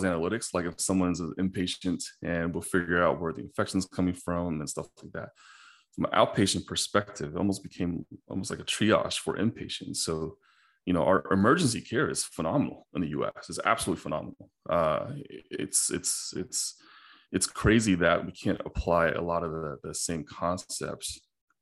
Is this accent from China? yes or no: yes; China; moved away; when I was a little kid in China, I grew up in China